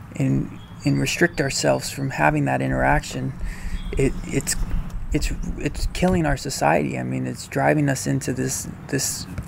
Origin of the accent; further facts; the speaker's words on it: Hendersonville, North Carolina, United States; I grew up in Hendersonville, North Carolina